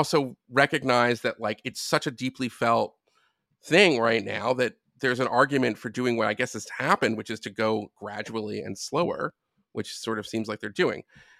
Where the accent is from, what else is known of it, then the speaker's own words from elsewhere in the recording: United States; it's as an American, like, you know, the Supreme Court in Israel has an enormous amount of power